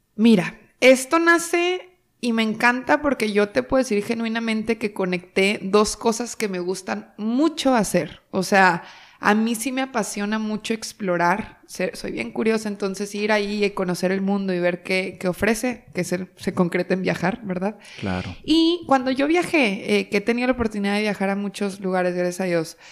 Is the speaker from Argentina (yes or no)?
no; Torreón, Coahuila, Mexico; moved away as an adult; now in Monterrey, Mexico; yo soy de Torreón, Coahuila y aquí estamos en Monterrey y yo llego a Monterrey hace casi ocho años